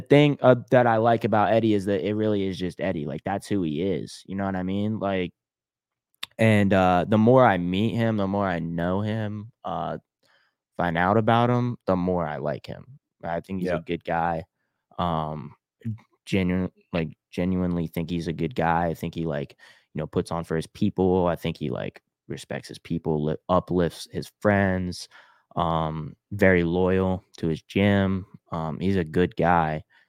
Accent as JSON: {"language": "English", "town": "Pittsburgh", "region": "Pennsylvania", "country": "United States", "tie": "born there", "said": "Yeah, I was born in Pittsburgh."}